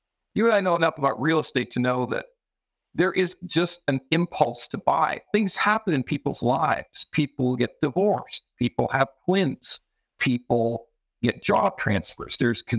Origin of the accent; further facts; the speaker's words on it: Vancouver, British Columbia, Canada; also born or lived in Alberta / Montreal; now in Toronto, Canada; I'm originally from Vancouver